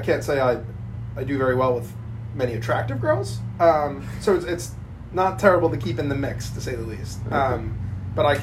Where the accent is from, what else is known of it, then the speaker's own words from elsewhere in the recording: Long Island, New York, United States; also born or lived in Fort Lauderdale; Born and raised in Long Island